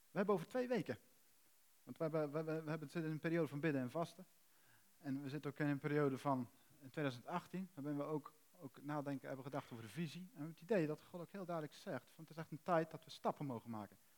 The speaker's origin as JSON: {"language": "Dutch", "country": "Netherlands", "said": "We zijn Nederlanders"}